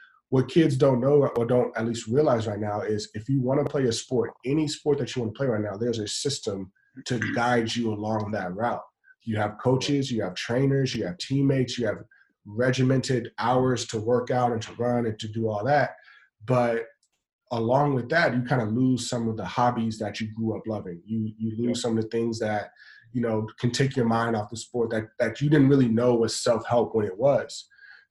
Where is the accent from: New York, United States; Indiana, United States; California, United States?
California, United States; Los Angeles; I grew up in South Central